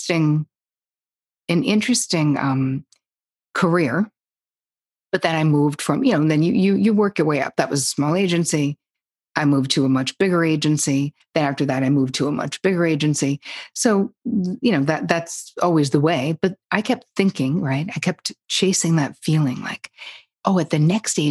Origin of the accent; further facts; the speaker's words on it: New Jersey, United States; moved away as an adult; also born or lived in Long Island / New York City; I grew up in Jersey, but I was living in Long Island because that's where I went to college